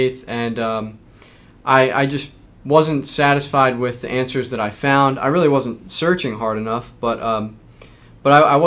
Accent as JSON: {"language": "English", "town": "West Chester", "region": "Pennsylvania", "country": "United States", "said": "I'm from St. Agnes Parish in Westchester"}